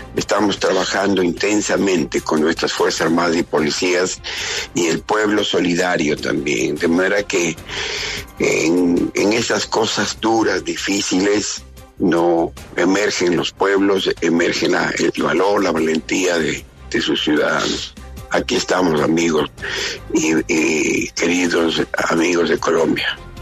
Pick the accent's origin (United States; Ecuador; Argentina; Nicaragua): Ecuador; somos todos los ecuatorianos